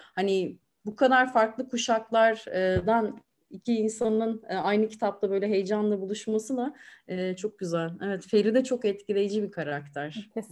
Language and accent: Turkish; Aegean Region, Turkey; moved away as an adult; now in Istanbul, Turkey; ben Egeliyim